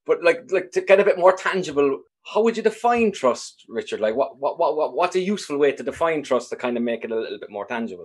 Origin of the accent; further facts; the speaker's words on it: Ireland; having grown up in sort of a, a homogeneous enough society in Ireland